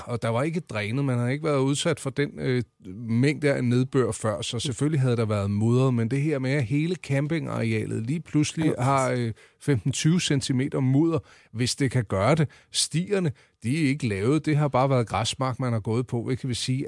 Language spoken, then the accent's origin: Danish; Central Zealand, Denmark; jeg er fra Midtsjælland